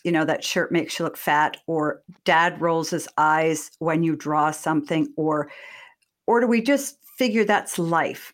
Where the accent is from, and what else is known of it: Massachusetts, United States; born or raised there